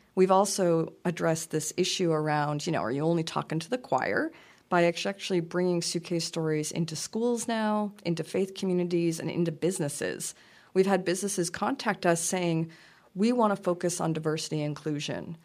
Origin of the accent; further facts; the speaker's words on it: Lewiston, Maine, United States; moved away; I'm from a s, town of Lewiston in Auburn, Maine, in South, you know, central Maine